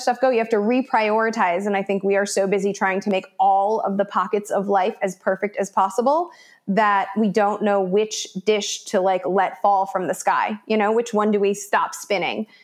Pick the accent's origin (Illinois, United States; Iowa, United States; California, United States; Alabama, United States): Illinois, United States; Chicago; moved away as an adult; also born or lived in South America; now in Los Angeles, United States; I grew up in Chicago, went to college out east, came out to LA to work as an actress